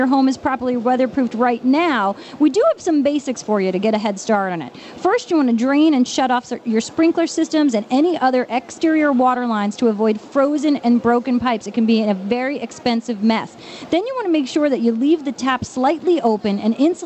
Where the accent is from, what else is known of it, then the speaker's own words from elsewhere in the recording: Long Island, New York, United States; accent: Long Island; my Long Island accent